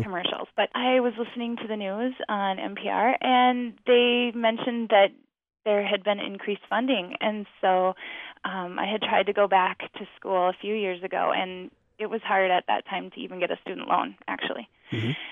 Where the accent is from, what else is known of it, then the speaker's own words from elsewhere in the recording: Deep South, United States; also born or lived in Georgia / Virginia / Tennessee; I grew up in the Deep South